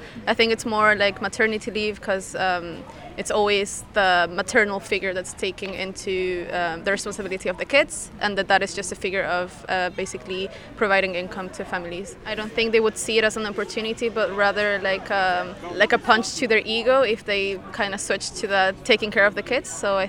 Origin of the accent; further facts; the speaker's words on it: Venezuela; moved away; I'm from Venezuela.